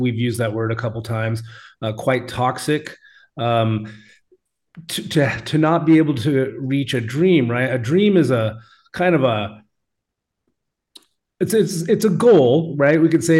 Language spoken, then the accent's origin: English; Alaska, United States; accent: Alaska; I should have just read it with my Alaska accent.